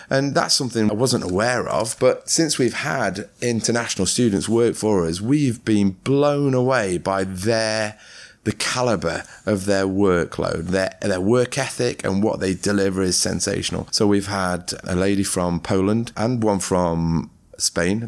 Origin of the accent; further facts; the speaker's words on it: Ripley, East Midlands, United Kingdom; when I grew up in Ripley Mill Hill, I grew up in a, an ex-mining type community.